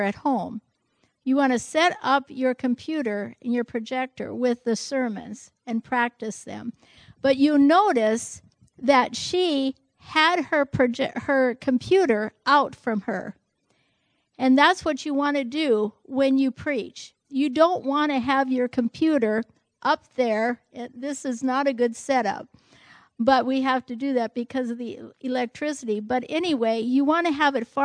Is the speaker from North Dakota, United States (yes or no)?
yes; North Dakota, United States; I'm from North Dakota, German heritage.